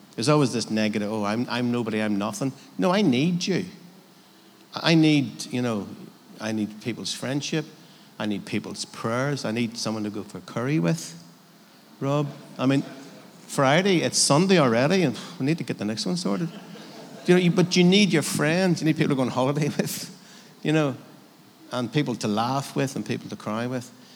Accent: Northern Ireland, United Kingdom; I'm from Northern Ireland

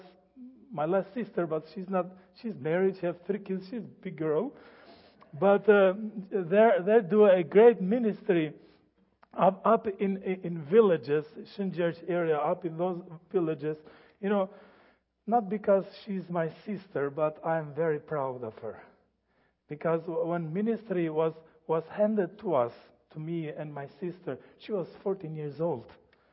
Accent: Albania; English is a second language; I am from Albania. This is a good summary, quick summary of Albania, where it is and how it has been gone through.

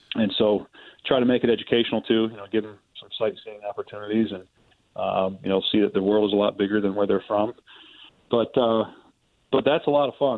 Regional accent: Ohio, United States; I'm from Ohio

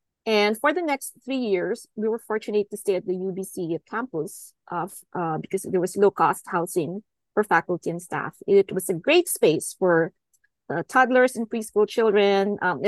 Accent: Philippines; now in Vancouver, Canada; I've been in Metro Vancouver for the last 18 years. I immigrated from the Philippines.

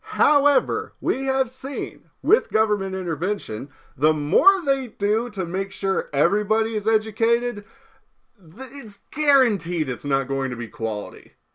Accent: United States; I'm American

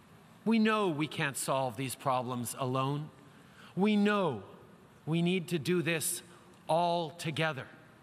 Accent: Canada; we're Canadian

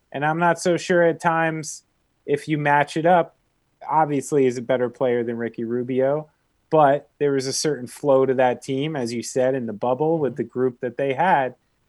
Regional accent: New Jersey, United States; because I'm from New Jersey. Yeah. Like, I literally grew up in a house where my father banned chain pizza places.

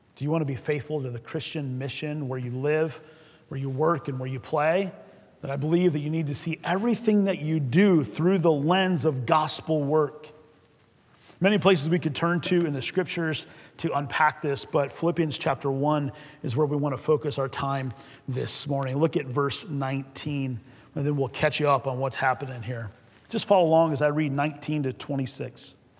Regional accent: Fort Wayne, Indiana, United States; moved away; I grew up in Fort Wayne, so anytime we get a chance to get back to the promised land, Indiana

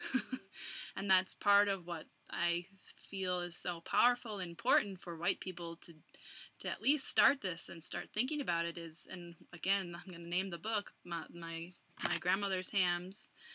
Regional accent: Plymouth, Minnesota, United States; moved away as an adult; now in Colorado, United States; Minneapolis, Minnesota, but I grew up in Plymouth.

